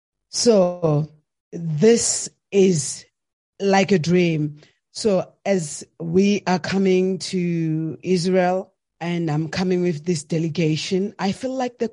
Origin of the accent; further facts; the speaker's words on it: South Africa; And I grew up in South Africa. I'm a South African. I'm proudly South African.